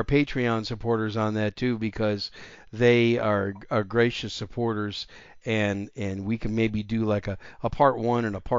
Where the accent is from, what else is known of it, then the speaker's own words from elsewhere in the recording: Wisconsin, United States; moved away as an adult; My home state's Wisconsin. I grew up there, spent the majority of my first 24, almost 25 years there, and still go back there occasionally.